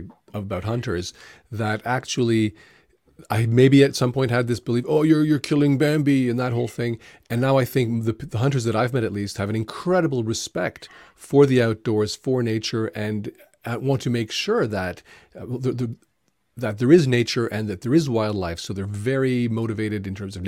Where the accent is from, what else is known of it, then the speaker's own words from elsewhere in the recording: Toronto, Ontario, Canada; I also grew up in Toronto, downtown Toronto